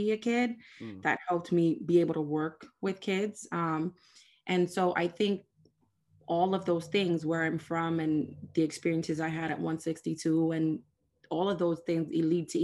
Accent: New York City, New York, United States; I'm from the South Bronx

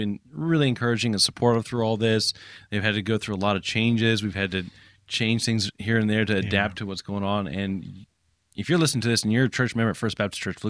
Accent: Japan; I grew up in Japan, and if you're church planting in Japan

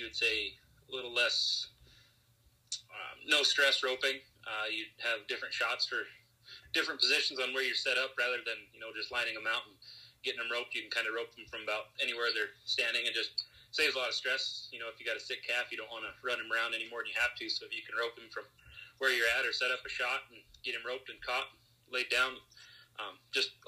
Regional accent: South Dakota, United States; I'm originally from South Dakota

